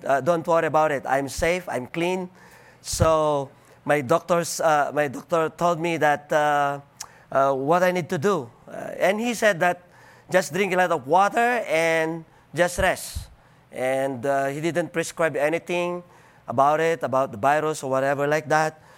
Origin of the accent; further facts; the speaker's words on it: Philippines; accent: Filipino; English is a second language; I'm Filipino, I'm not American